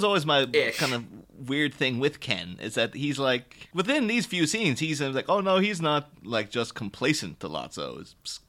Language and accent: English; Ireland; now in United Kingdom; I'm Irish